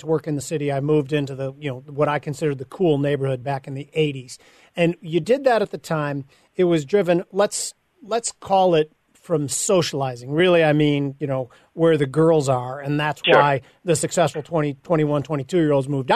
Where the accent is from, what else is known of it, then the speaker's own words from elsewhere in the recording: Palatine, Illinois, United States; when I grew up in Palatine outside of Chicago in the 60s and 70s